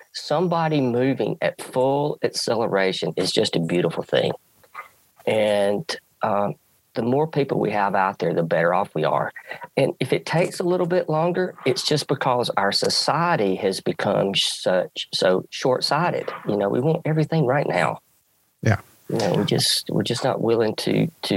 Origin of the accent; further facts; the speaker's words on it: the South, United States; I grew up in the South. Football dominates